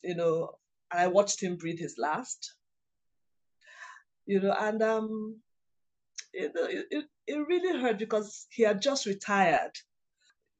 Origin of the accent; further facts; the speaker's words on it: Nigeria; In my culture, I'm Igbo, I'm from Nigeria.